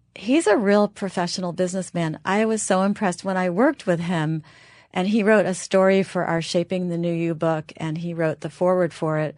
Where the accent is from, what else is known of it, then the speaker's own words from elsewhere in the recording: New York area, United States; I'm from the New York area